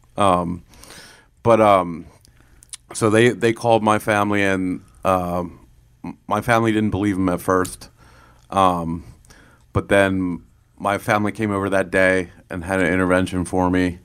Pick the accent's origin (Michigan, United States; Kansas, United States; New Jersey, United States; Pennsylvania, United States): Pennsylvania, United States; Lancaster; I was, uh, born and raised in Lancaster